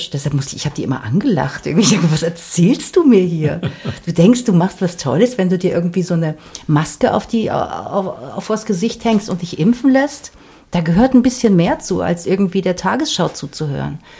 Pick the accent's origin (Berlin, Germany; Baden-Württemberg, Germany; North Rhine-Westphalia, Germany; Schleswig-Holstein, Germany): Berlin, Germany; Ich bin halt aus West-Berlin und ich habe das Gefühl, dass wir damals, als, als ich zur Schule gegangen bin, hier gab es Diskurs.